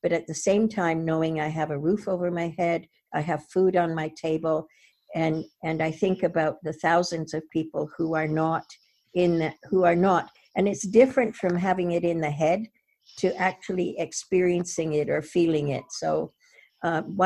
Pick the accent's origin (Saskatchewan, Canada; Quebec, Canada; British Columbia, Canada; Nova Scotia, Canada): British Columbia, Canada; Vancouver; I'm from East